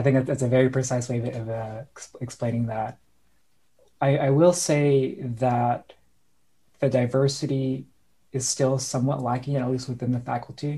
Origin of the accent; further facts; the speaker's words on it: Orange County, Southern California, United States; moved away as an adult; now in San Francisco, United States; I'm from Southern California, born and raised. I moved up to San Francisco for law school